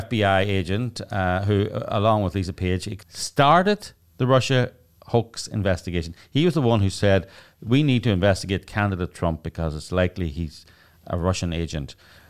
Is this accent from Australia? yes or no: no; England, United Kingdom; because I'm old English and British and proper